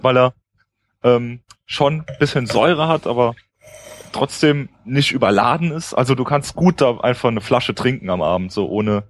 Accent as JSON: {"language": "German", "region": "Rhineland-Palatinate", "country": "Germany", "tie": "born or raised there", "said": "ich wollte schon an der Mosel bleiben erstmal. Ähm, meine Heimat"}